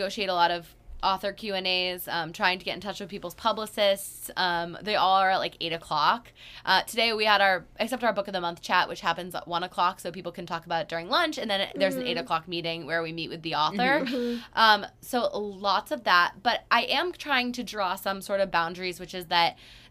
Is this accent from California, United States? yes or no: no; Massachusetts, United States; I'm from Massachusetts.